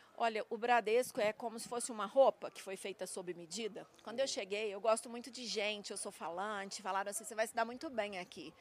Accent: São Gonçalo do Sapucaí, Minas Gerais, Brazil; moved away; eu sou mineira do sul de Minas, não é à toa que eu amo o agronegócio. Eu nasci lá em meio ao café

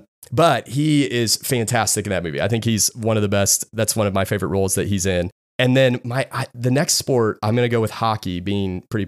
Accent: Indiana, United States; I'm also from Indiana.

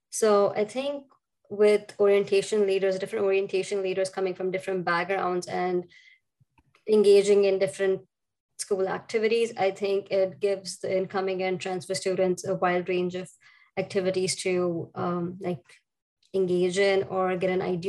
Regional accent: India; English is a second language

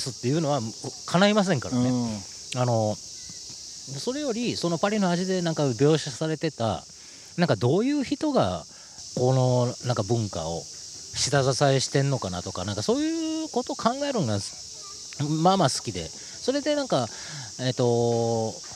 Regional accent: Osaka, Japan; 大阪のね、えー、えー、と梅田っていう繁華街のすぐ近所で、えー、と生まれ育ってるんですよね

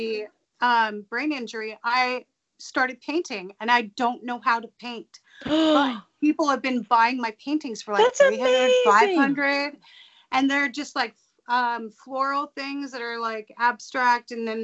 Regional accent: Simi Valley, California, United States; moved away; also born or lived in Oregon; I was born there, and then I grew up in Simi Valley, and then we all moved back there.

